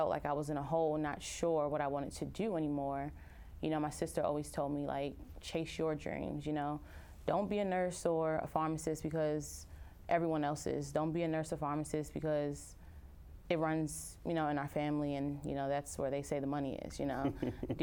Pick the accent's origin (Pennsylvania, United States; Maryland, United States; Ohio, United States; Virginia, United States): Maryland, United States; Upper Marlboro; I am a Nigerian American, born and raised in Upper Marlboro, Maryland